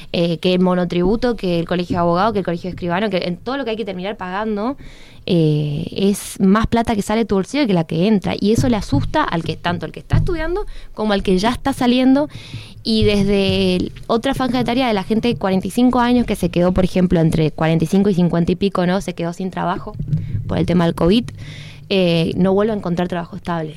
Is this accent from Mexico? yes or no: no; Misiones, Argentina; misionero ni te digo, porque encima tenemos una aduana interna